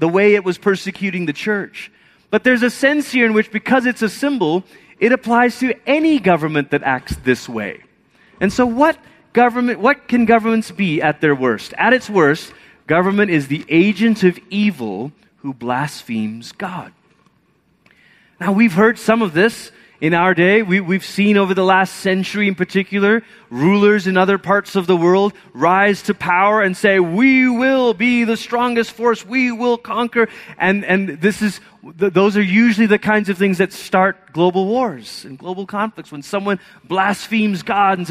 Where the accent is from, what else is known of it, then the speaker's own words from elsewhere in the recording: Malaysia; moved away; I grew up in Malaysia